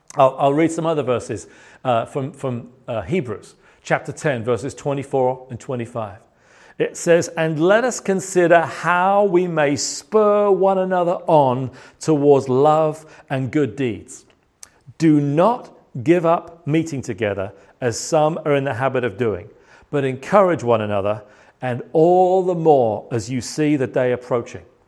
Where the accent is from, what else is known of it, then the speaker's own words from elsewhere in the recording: United Kingdom; moved away; as a British person